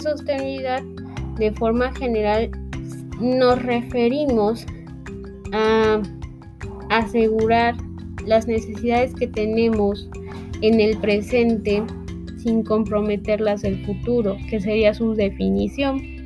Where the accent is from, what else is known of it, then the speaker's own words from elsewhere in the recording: Mexico; todos los que somos mexicanos